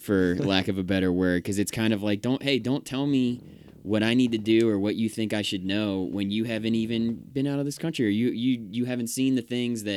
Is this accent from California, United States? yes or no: no; Pennsylvania, United States; moved away as an adult; now in North Carolina, United States; We're both Yankees from the Northeast, different sides of Pennsylvania, Philly and Pittsburgh